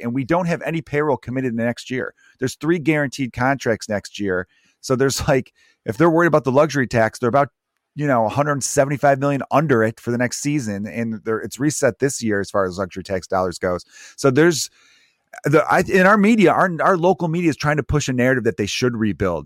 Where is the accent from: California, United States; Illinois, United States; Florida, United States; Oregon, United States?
Illinois, United States; Chicago; I'm a diehard Cubs fan, and growing up in Chicago, you can't like both